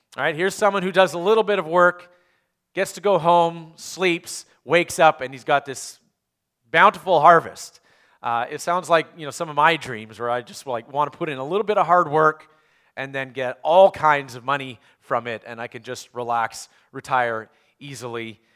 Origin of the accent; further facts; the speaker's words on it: Canada; moved away; I grew up in Canada